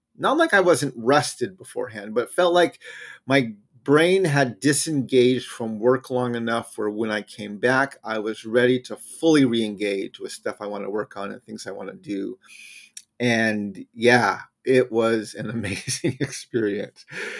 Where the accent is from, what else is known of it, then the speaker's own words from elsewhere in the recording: New Mexico, United States; I grew up in New Mexico, right near the Rocky Mountains in the Southwest, where we actually have mountains there.